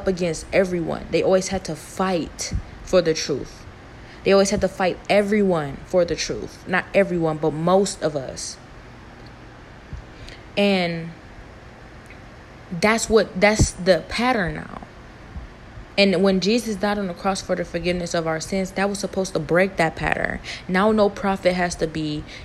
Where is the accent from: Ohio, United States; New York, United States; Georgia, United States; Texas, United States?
Ohio, United States; Cleveland; I'm from Cleveland, Ohio.